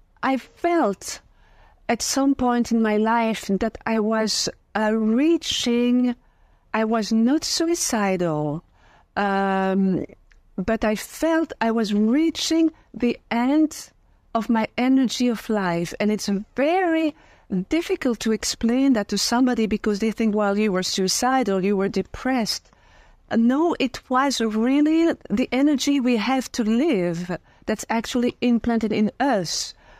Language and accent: English; Belgium; born or raised there; also born or lived in France; now in United States